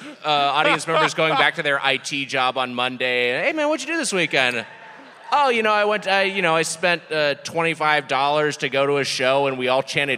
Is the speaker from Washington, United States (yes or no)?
no; California, United States; one that was local to my home state. We got an Ohio, which is cherry, and a California, which is grape.